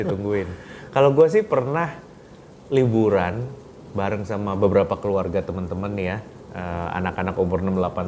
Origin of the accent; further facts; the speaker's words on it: Bandung, West Java, Indonesia; moved away; kita orang Bandung